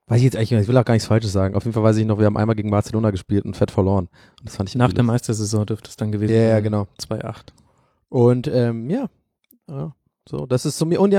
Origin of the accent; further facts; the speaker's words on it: Ireland; weil ich bin in Irland geboren und da aufgewachsen und ähm, ich bin mit Liverpool und Manchester United aufgewachsen.